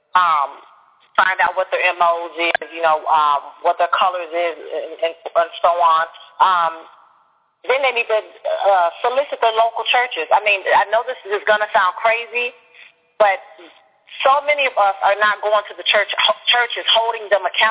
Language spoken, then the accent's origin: English; Chicago, Illinois, United States; moved away; I'm actually originally from Chicago